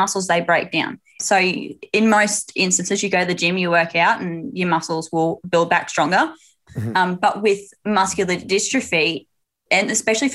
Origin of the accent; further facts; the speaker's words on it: Queensland, Australia; I hail from the sunny state of Queensland